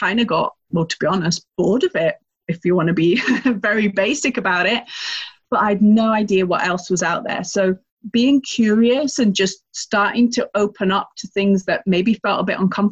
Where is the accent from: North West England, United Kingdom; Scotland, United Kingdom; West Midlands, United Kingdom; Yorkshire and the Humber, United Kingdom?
North West England, United Kingdom; Lake District; moved away as an adult; also born or lived in London; I am originally from the north of England on the Scottish border. Some people might know it as the Lake District